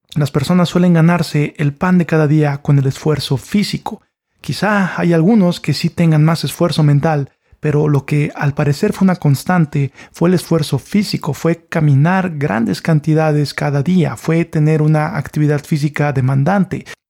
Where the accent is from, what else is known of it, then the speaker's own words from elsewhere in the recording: Mexico; Yo soy de México